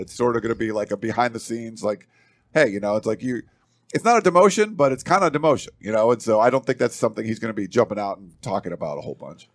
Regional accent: East Coast, United States; I'm from the East Coast

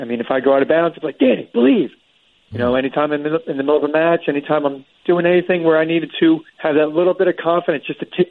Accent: Florida, United States; I was born and raised in Florida

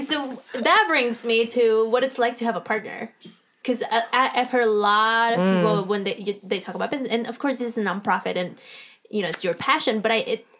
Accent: California, United States; I'm from California

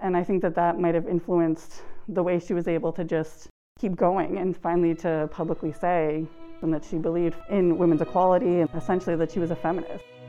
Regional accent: South Shore, Massachusetts, United States; I'm from the South Shore

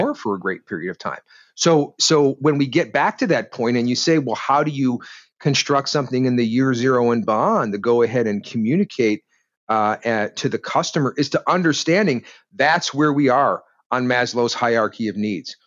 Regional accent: Detroit, Michigan, United States; I grew up in Detroit

